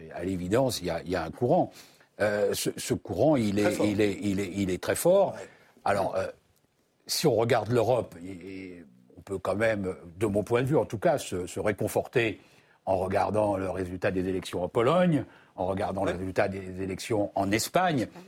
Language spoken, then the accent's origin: French; France; chez nous en France